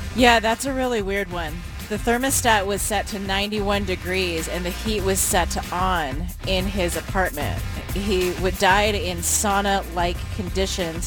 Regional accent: Portland, Oregon, United States; growing up in Portland

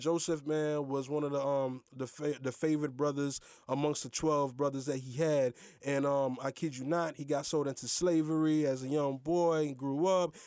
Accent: Haiti; now in United States; I am Haitian, but I am American citizen

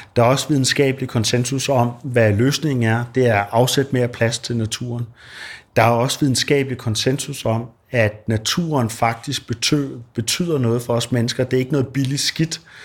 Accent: Denmark; som dansker

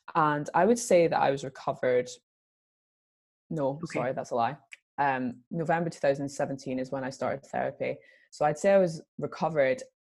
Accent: Scotland, United Kingdom; I'm Scottish

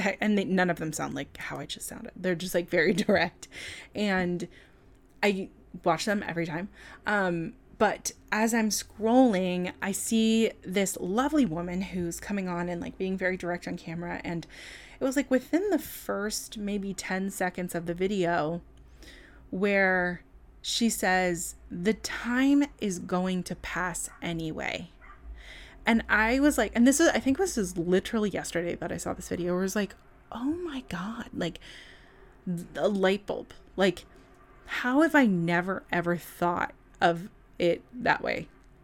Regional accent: California, United States; it's so wild how I can detect a New York accent in me sometimes. The other thing, what is happening? I'm from California, and that those moments are always so weird.

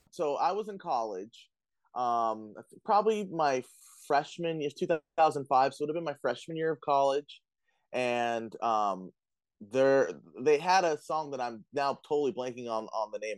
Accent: Florida, United States; moved away; I'm from Florida. This is my first winter up here

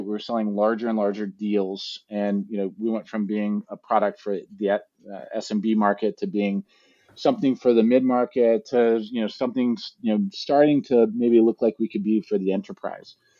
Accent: East Coast, United States; moved away as an adult; also born or lived in San Francisco; I grew up on the East Coast

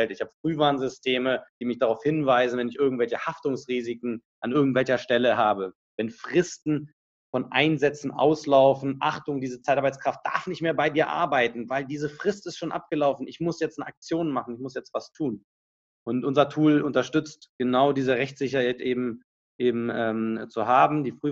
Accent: Berlin, Germany; moved away as an adult; now in Munich, Germany; Ich komme aus Berlin ursprünglich, äh, so wie der Ali auch, habe dort studiert, Wirtschaftsingenieur und bin nach meinem Studium nach München gegangen

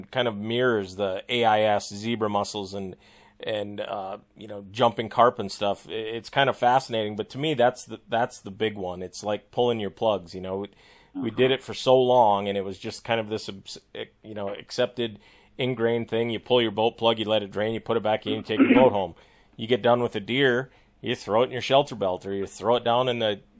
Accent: Sisseton, South Dakota, United States; I grew up in Siston, but I got family up in that Rossalt

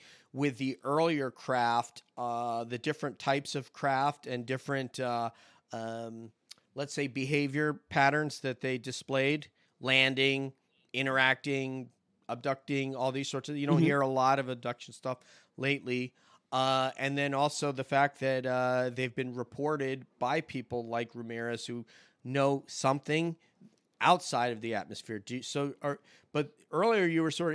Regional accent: New York, United States; I'm a New Yorker

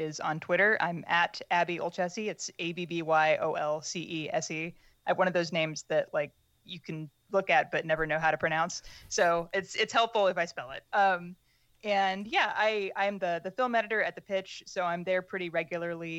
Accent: Pittsburg, Kansas, United States; I grew up mostly in Pittsburgh, Kansas, in like small town southeast Kansas.

